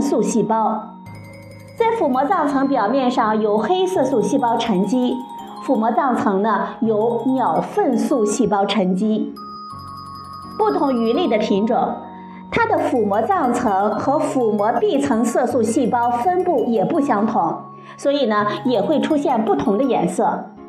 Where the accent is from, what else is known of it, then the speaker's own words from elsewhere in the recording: China; 我们中国人